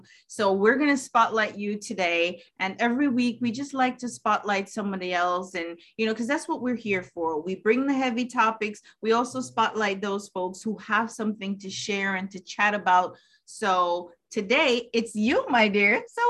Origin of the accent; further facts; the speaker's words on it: New York/New Jersey area, United States; See, I'm from the New York, New Jersey area, so I'm not familiar with it.